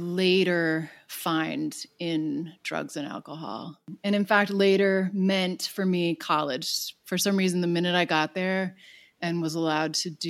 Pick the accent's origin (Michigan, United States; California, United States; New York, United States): New York, United States; Long Island; now in Los Angeles, United States; I grew up on Long Island